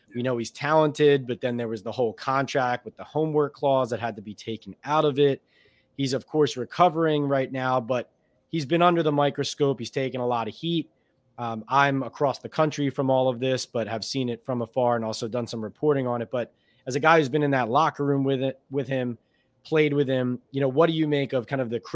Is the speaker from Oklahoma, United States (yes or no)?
no; Philadelphia, Pennsylvania, United States; moved away